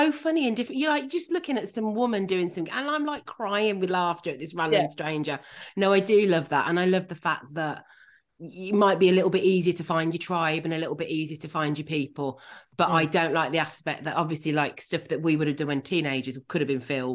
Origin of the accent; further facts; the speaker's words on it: Birmingham, West Midlands, United Kingdom; I've never left Birmingham.